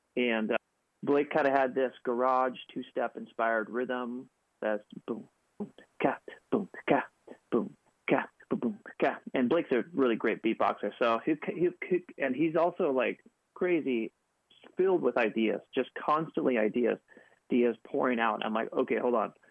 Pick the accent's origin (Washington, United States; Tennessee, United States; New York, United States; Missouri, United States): Washington, United States; Seattle; moved away as an adult; now in Los Angeles, United States; We grew up in Seattle together